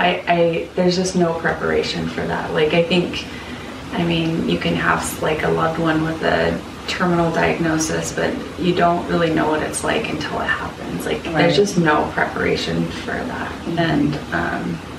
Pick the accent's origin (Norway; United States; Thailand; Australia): United States; Salt Lake City, Utah; moved away; I'm from Salt Lake City. I have family, like, all my family's there